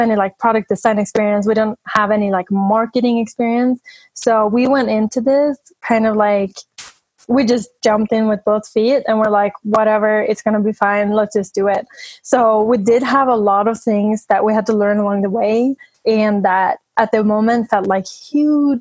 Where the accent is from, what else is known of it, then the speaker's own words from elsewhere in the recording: Sweden; moved away as an adult; now in United States; I'm from Sweden, and I've been in the U.S. for 5 years now, but we visit my family a lot and go to Sweden